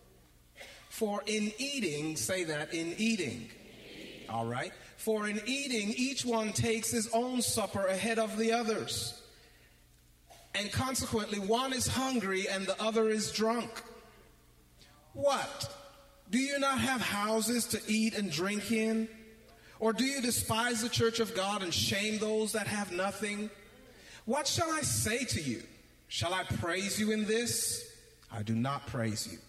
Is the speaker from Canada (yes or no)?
yes; Canada; when I was growing up in Canada. I was in junior high school.